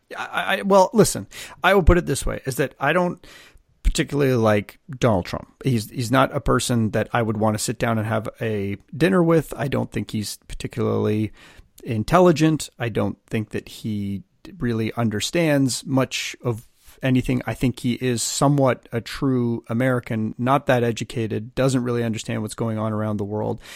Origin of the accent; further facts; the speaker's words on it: Canada; I'm a Canadian.